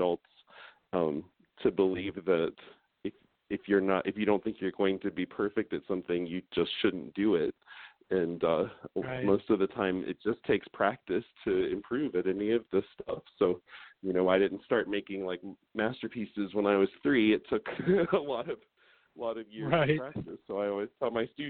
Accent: Columbus, Ohio, United States; moved away as an adult; My husband and I both lived in Ohio our whole lives. I'm from Columbus

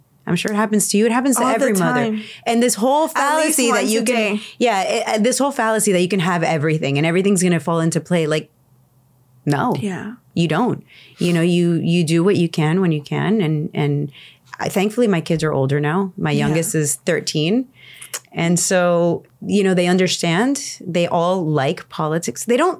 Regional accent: Miami, Florida, United States; born there; No, I was born in Miami.

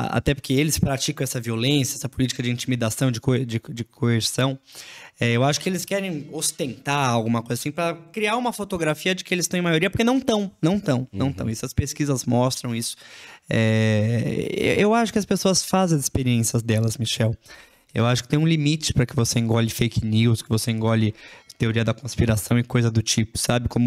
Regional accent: São Paulo, Brazil; born there; now in Franca, Brazil; Eu não, eu não nasci aqui na região, nasci em São Paulo, mudei para cá. É uma realidade muito diferente de, de onde eu cresci

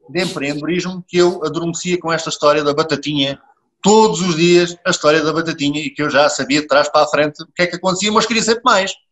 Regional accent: Portugal; nós portugueses temos muito esta capacidade

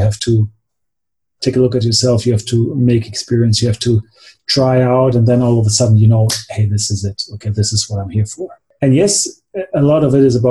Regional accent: Germany; also born or lived in United States; I'm from Germany, but I went to high school for 1 year in the United States

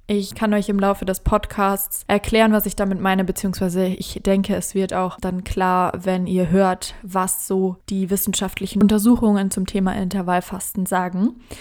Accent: Germany; als Deutsche

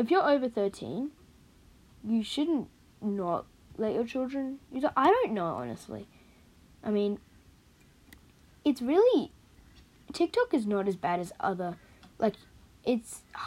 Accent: Australia; I'm Australian

